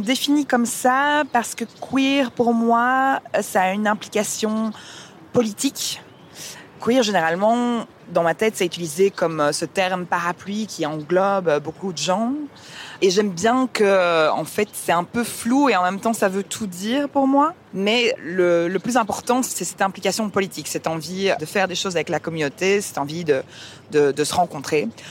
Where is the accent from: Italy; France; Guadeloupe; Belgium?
Belgium; Liège, Wallonia; also born or lived in Canada / England; now in Brussels, Belgium; je suis avant tout liégeoise